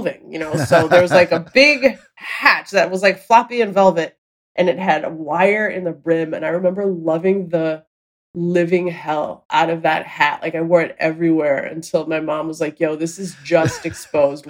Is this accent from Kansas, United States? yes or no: no; Minneapolis, Minnesota, United States; moved away as an adult; now in New York, United States; I grew up in Minneapolis.